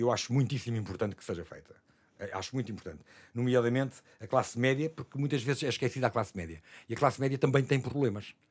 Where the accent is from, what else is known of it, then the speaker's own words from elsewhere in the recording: Lisbon, Portugal; Eu sou o único que nasci em Lisboa. Sou a única alfacinha.